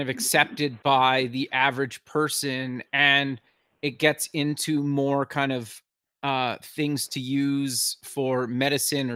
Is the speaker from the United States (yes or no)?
no; Canada; I'm Canadian